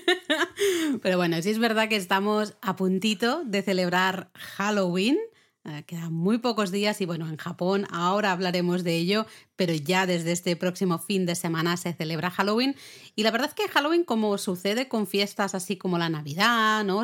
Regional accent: Catalonia, Spain; yo soy catalana

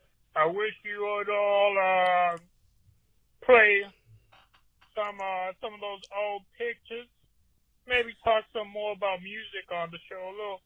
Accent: New Orleans, Louisiana, United States; I'm from New Orleans, Louisiana.

